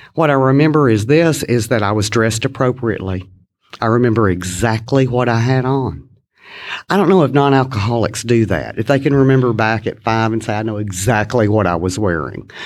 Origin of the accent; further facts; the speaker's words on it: Kilgore, Texas, United States; I was born in East Texas, a little town in East Texas, Kilgore, Texas, to be exact.